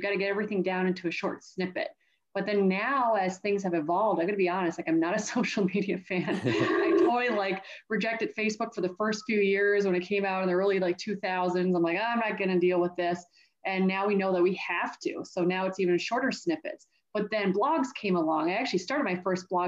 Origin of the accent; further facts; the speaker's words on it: Canada; And I grew up in Canada. And at the time, we used to have 5 years of high school in our province.